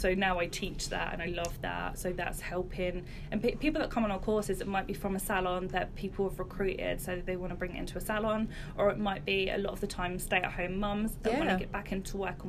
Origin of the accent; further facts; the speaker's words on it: Luton, East of England, United Kingdom; moved away as an adult; now in Great Denham, United Kingdom; I'm originally from Luton.